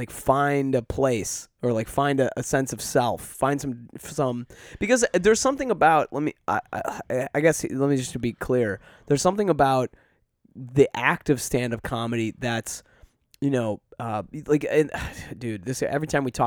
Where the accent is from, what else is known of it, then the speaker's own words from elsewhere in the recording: Detroit, Michigan, United States; now in Chicago, United States; I grew up in Metro Detroit, Michigan, like, with a family that's fucking wonderful, and I am not there to support them at all. Like, I'm here in Chicago.